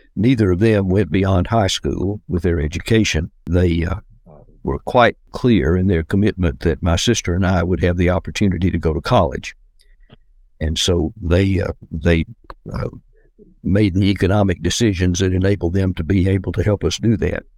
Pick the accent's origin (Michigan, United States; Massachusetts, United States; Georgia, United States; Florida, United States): Georgia, United States; Decatur; also born or lived in Atlanta, Georgia; I grew up near Atlanta in the uh, suburban area known as Decatur, Georgia